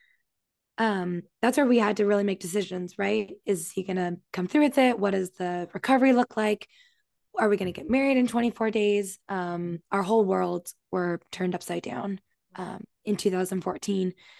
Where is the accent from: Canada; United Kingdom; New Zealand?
Canada; moved away as an adult; also born or lived in Virginia; now in New York City, United States; I was born and raised in Canada, very small town, grew up on a farm